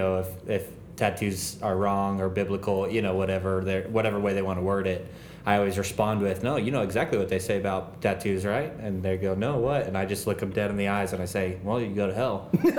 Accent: Missouri, United States; Like, I'm from Missouri. That's a cool team. And if somebody asked me about it, I'd be like, I grew up in Missouri.

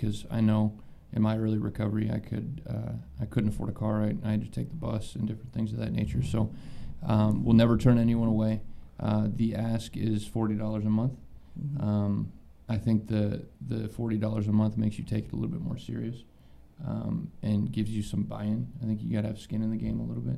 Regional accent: Columbus, Ohio, United States; I'm from Columbus, Ohio

